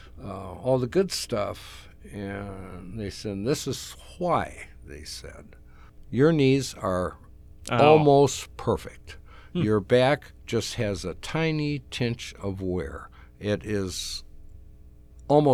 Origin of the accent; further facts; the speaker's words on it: South Haven, Minnesota, United States; now in Baxter, United States; I grew up in South Haven, Minnesota